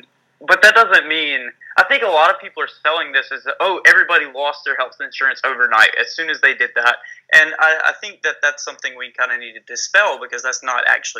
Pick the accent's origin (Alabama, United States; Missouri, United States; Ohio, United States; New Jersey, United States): Alabama, United States; accent: southern; as she said. I'm from Alabama, you know, the deep red south.